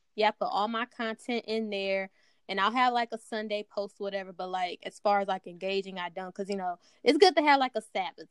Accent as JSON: {"language": "English", "town": "Dallas", "region": "Texas", "country": "United States", "tie": "born or raised there", "said": "I'm from Dallas, Texas. Um, born and raised"}